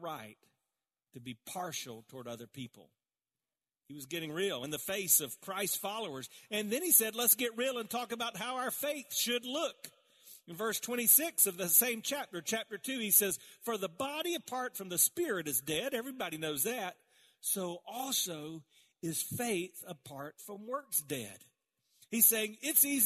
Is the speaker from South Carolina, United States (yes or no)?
yes; South Carolina, United States; I grew up around in South Carolina